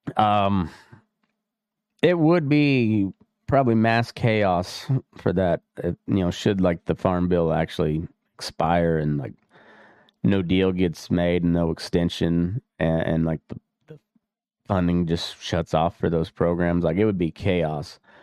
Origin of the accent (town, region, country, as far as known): Dust Bowl country, Great Plains, United States